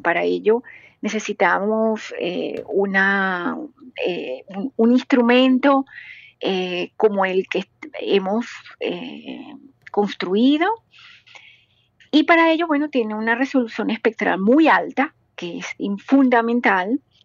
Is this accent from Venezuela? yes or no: yes; Venezuela; now in Germany; como venezolana, como latinoamericana